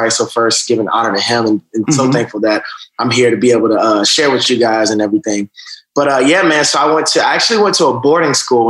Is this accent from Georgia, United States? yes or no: yes; Atlanta, Georgia, United States; also born or lived in Augusta; So I'm originally from Georgia, right outside of Atlanta. I was born in Augusta. My mom moved to Atlanta when I think I was about 4. And so that's where I grew up in.